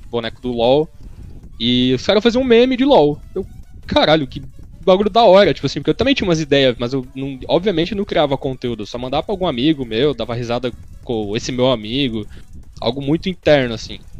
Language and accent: Portuguese; Horizontina, Rio Grande do Sul, Brazil; moved away; Eu sou de eu nasci em Horizontina, Rio Grande do Sul. Mas eu não morava em Horizontina, eu morava mais no interior do que Horizontina.